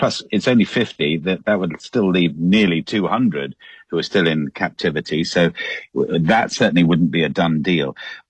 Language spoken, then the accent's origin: English; London, United Kingdom; … that I love London so.